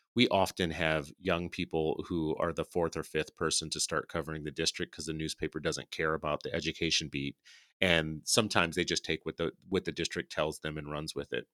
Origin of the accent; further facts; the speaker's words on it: New Orleans, Louisiana, United States; I grew up in New Orleans